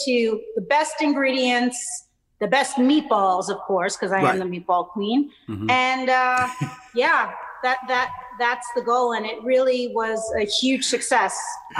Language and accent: English; Naples, Campania, Italy; I am from Naples, my father's birthplace, and I studied in Naples